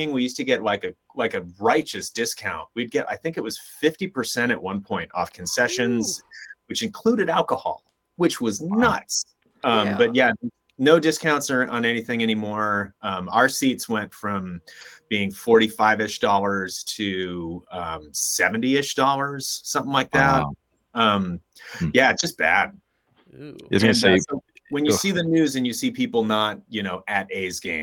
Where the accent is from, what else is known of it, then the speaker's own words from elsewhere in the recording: Contra Costa County, Bay Area, California, United States; I grew up in Contra Costa County, so about 30 minutes east of, 30 minutes as the crow flies, east of San Francisco